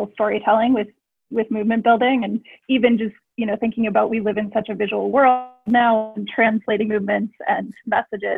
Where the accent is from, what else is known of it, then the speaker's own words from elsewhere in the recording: United States; moved away; also born or lived in Canada; I'm an American who did not know what this was until I lived in Canada